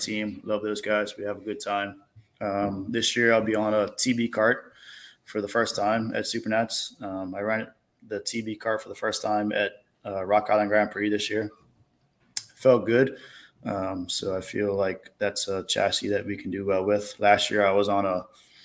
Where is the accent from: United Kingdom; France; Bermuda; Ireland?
Bermuda; I come from Bermuda, 20 square mile island